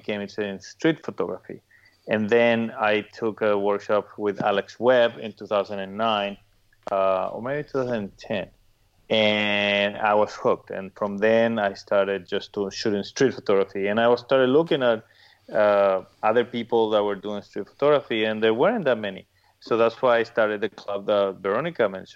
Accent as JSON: {"language": "English", "country": "Paraguay", "moved": "yes", "lives_now": "Miami, United States", "said": "I'm originally from Paraguay."}